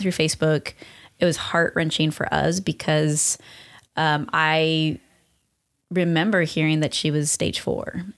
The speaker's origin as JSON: {"language": "English", "town": "Long Beach", "region": "California", "country": "United States", "tie": "born or raised there", "also_born_or_lived": "West Covina, California / Hesperia, California", "said": "we grew up in Long Beach"}